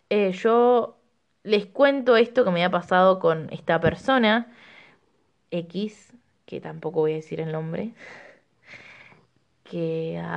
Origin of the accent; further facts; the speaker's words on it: Rosario, Santa Fe, Argentina; moved away; Voy a empezar diciendo que cuando llegué de Rosario no tenía ninguna amistad